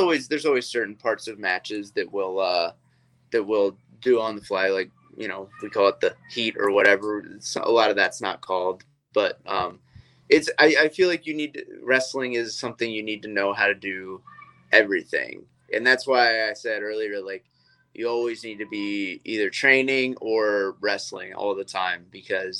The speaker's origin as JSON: {"language": "English", "region": "Georgia", "country": "United States", "said": "I am from Georgia, and, you know, we do a lot of things old school down there wrestling wise"}